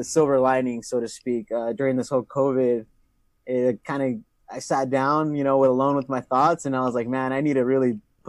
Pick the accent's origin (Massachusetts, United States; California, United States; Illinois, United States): California, United States; San Diego; also born or lived in Imperial Valley; I'm an Imperial High School alumni. Shout out to the IHS. I did grow up some part of my life in San Diego.